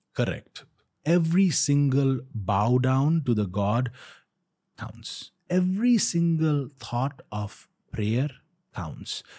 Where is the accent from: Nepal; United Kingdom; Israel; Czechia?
Nepal; Kathmandu, Bagmati; my village, I am from Pashpatinath. So, I didn't move to Pashpatinath